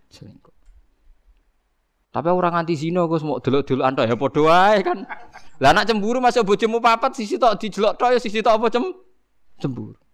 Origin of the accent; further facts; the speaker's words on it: Java, Indonesia; meskipun kita sendiri sebagai orang Jawa tidak punya nyali farik misalnya